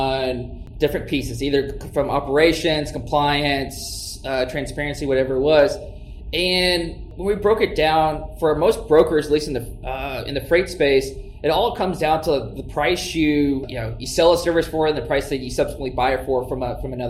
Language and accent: English; Huntsville, Alabama, United States; now in Kansas City, United States; I grew up originally in Alabama. I was born and raised in Huntsville